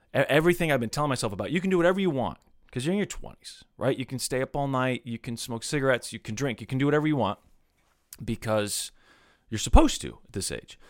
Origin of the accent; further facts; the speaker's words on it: Kansas City, Missouri, United States; growing up in Kansas City